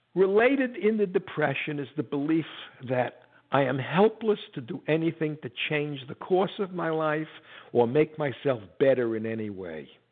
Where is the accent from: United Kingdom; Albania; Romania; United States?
United States; I'm an American, I'm a Jew.